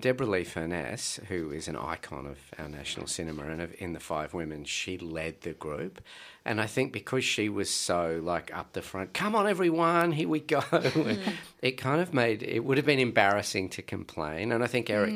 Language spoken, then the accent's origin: English; Blue Mountains, outside Sydney, New South Wales, Australia; moved away as an adult; now in Melbourne, Australia; I grew up in the Blue Mountains outside of Sydney, and I moved down here about 12 years ago